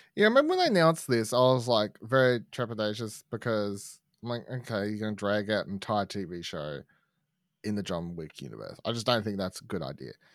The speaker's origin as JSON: {"language": "English", "country": "Australia", "tie": "born or raised there", "said": "growing up in Australia"}